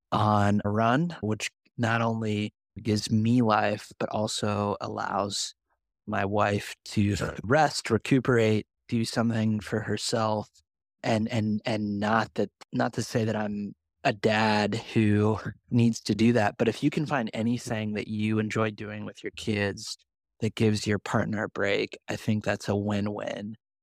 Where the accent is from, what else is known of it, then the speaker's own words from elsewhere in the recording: Indianapolis, Indiana, United States; I'm proud to tell people that I'm from the Indianapolis area.